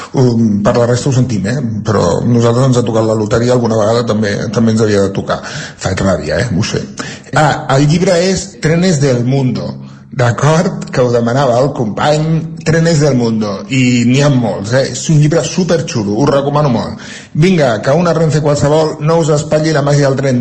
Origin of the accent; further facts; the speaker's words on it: Centelles, Catalonia, Spain; els de Centelles